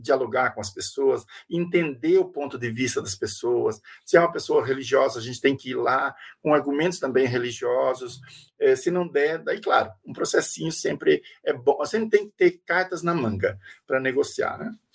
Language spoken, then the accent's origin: Portuguese; Brazil; nós somos nós brasileiros